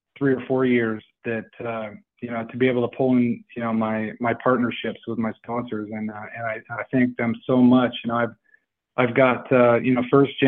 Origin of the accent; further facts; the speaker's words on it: Chester, California, United States; I was born and raised in Chester.